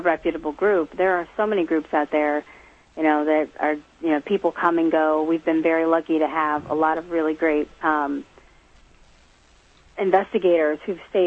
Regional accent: Midwest, United States; moved away as an adult; now in Massachusetts, United States; I was raised in the Midwest in a house with a lot of activity

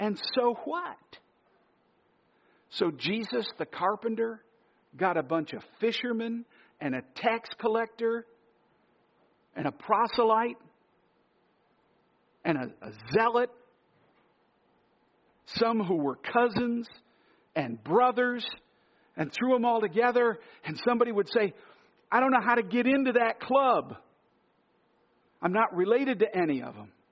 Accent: New Yorkers, United States; New Yorkers, we all try to hide our identity

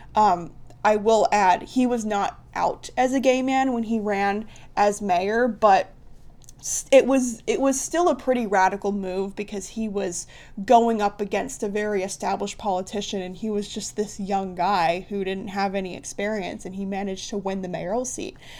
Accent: Columbus, Ohio, United States; I'm from Columbus, Ohio.

